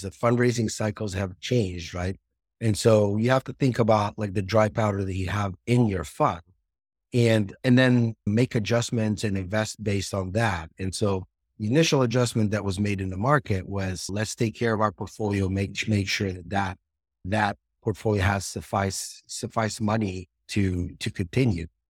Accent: Israel; also born or lived in Seattle, United States; now in San Francisco Bay Area, United States; I'm originally from Israel

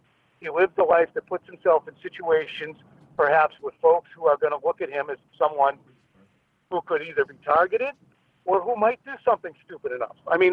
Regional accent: Pembroke, Massachusetts, United States; growing up in Pembroke, being in this area my entire life

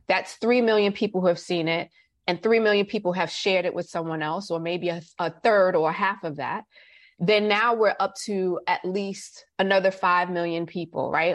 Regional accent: New York City, New York, United States; moved away as an adult; now in Georgia, United States; being a New Yorker

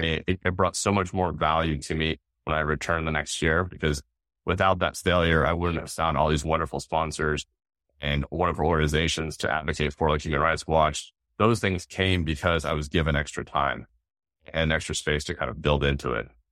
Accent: Seattle, Washington, United States; growing up in the Northwest, Mount Rainier, and it was been just Seattle area

